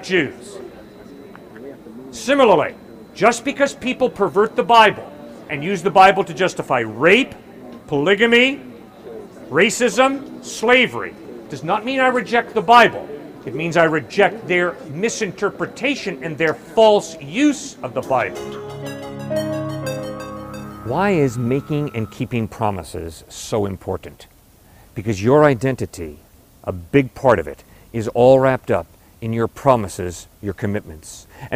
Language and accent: English; United States; I as an American